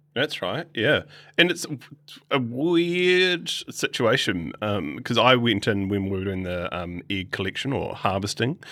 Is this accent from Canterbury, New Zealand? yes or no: yes; Christchurch, Canterbury, New Zealand; I was born in Christchurch